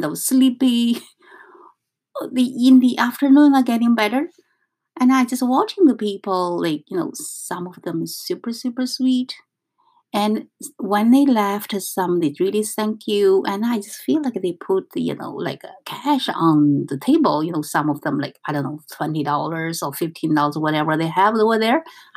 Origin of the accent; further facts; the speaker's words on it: northern China, China; English is a second language; moved away as an adult; now in New York, United States; I come from North China.